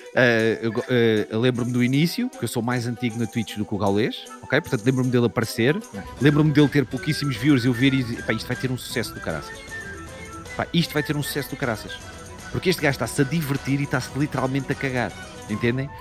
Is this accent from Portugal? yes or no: yes; Odivelas, Lisbon, Portugal; Eu sou de Odivelas. Odivelas, para quem não sabe, é uma cidade, é um subúrbio de Lisboa